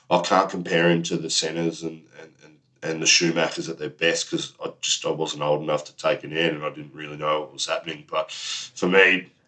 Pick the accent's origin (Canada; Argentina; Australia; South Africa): Australia; as an Aussie, I'm building up that rivalry just like the Ashes.